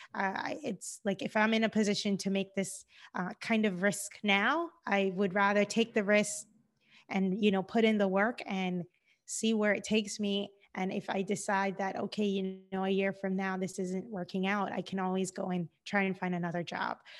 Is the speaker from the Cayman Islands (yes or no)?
yes; Cayman Islands; moved away as an adult; also born or lived in Georgia, United States; now in Los Angeles, United States; I'm originally from the Cayman Islands. I've been in the United States now for over ten years